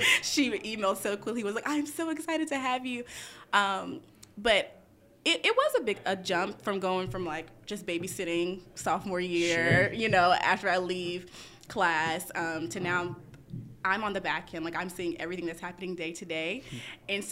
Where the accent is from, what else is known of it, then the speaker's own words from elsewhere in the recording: Memphis, Tennessee, United States; moved away; I'm originally from Memphis, Tennessee